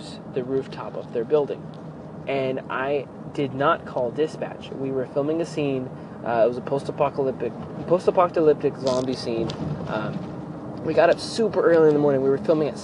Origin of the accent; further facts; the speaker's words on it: Merced County, California, United States; my hometown area in Merced County